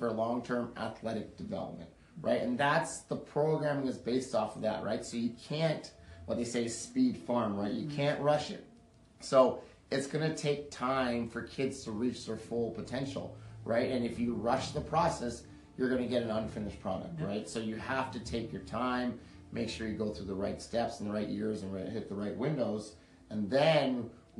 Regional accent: Canada; moved away; we're both from Canada originally, grew up there

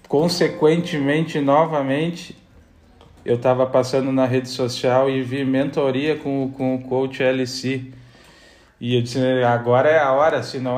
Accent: Bento Gonçalves, Rio Grande do Sul, Brazil; born there; Na Serra Gaúcha, eu, como eu, eu, nasci em Bento Gonçalves na época que meu pai jogava aqui no Esportivo

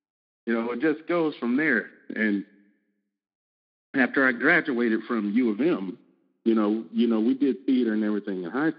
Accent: Flint, Michigan, United States; moved away as an adult; now in Dallas, United States; growing up in Flint

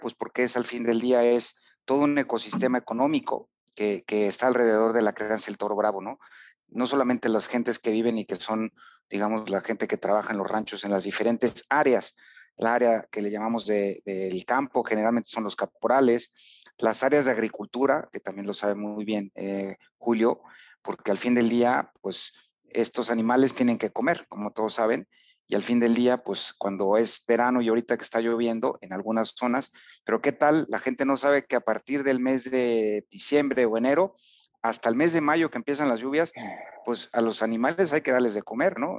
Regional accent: Tlaxcala, Mexico

